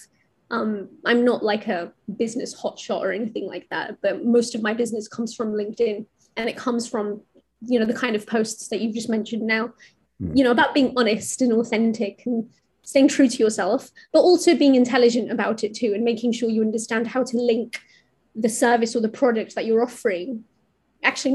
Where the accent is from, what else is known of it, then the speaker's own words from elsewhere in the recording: India; I'm from India